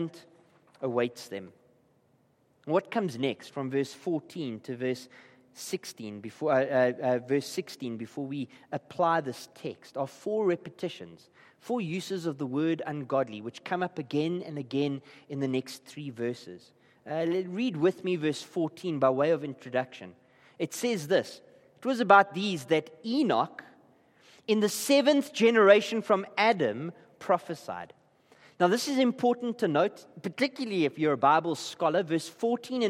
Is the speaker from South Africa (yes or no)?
yes; Gqeberha, Eastern Cape, South Africa; I come from Klabecha.